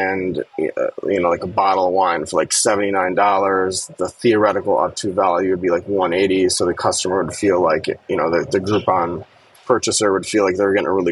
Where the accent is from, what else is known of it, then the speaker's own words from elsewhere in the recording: Connecticut, United States; I grew up in Connecticut and I knew all the neighborhoods in New York